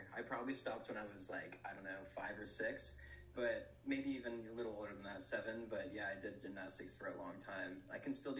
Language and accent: English; Florida, United States; now in New York, United States; I'm also from Florida, so Narragansett is special to me now that I'm up in New York.